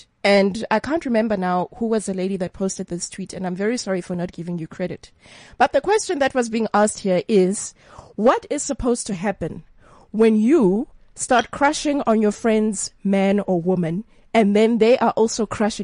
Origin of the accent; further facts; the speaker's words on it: Free State, South Africa; I'm also from the Free State